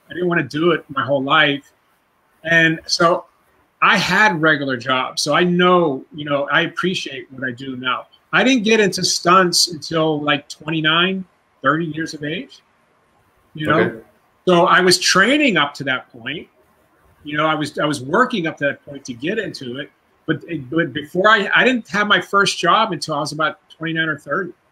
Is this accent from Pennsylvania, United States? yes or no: yes; Pittsburgh, Pennsylvania, United States; now in California, United States; opening up a martial arts school in my hometown of Pittsburgh